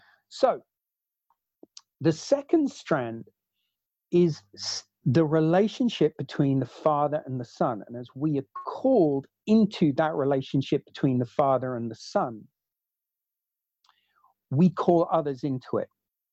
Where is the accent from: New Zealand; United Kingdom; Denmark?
New Zealand; born there; I was born in New Zealand